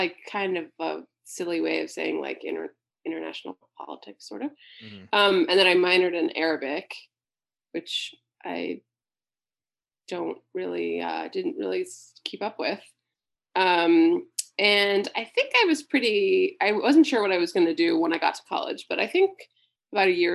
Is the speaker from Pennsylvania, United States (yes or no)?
yes; Pittsburgh, Pennsylvania, United States; I grew up born and raised in Pennsylvania and Pittsburgh